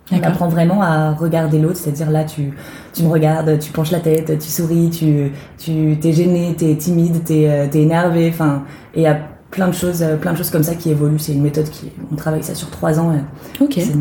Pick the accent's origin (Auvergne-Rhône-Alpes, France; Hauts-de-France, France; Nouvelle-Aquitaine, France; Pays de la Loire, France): Pays de la Loire, France; small town near Nantes; moved away as an adult; now in Paris, France; j'ai 25 ans. Euh, je, suis, je viens de Nantes à la base, une petite ville, euh, une petite ville à côté de Nantes, en Loire-Atlantique, et je suis venue à Paris pour le théâtre.